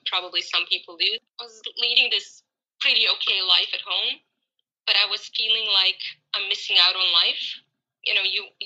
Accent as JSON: {"language": "English", "country": "Croatia", "moved": "as an adult", "lives_now": "Cape Town, South Africa", "said": "I'm 36 years old. Originally, I'm actually from Croatia, Europe. I moved to Cape Town, South Africa, a year ago."}